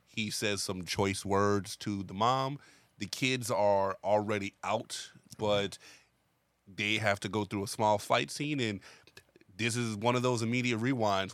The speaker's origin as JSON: {"language": "English", "country": "United States", "said": "as an American"}